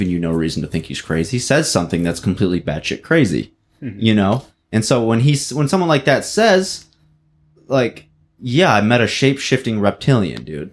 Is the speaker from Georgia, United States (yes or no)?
no; Linden, Michigan, United States; also born or lived in Wyandotte, Michigan / Coldwater, Michigan; I was born in Wyandotte, which is, like, another one of these downriver cities. But then I moved to Linden, Michigan, which is, like, farmy as shit